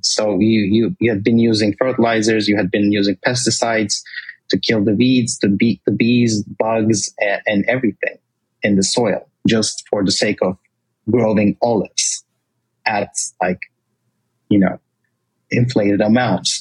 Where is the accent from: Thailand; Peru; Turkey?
Turkey; moved away as an adult; also born or lived in Washington, D.C., United States; now in United States; I I was born and raised in Turkey. Uh, I moved to the States 12 years ago for college first.